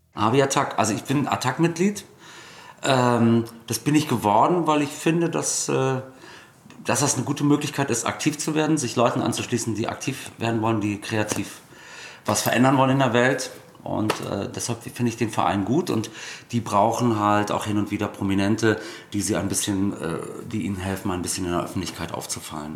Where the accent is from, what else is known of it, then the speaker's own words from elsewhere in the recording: Germany; Als Deutscher